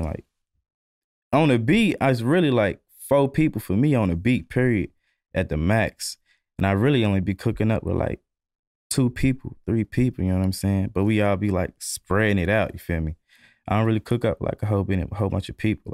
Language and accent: English; Louisville, Kentucky, United States; I'm from Louisville, Kentucky